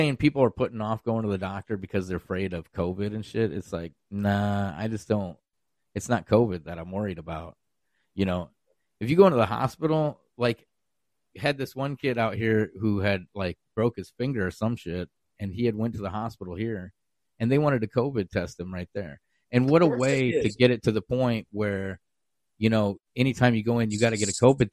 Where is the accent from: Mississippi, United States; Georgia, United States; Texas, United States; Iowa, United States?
Iowa, United States; moved away; I'm from Iowa originally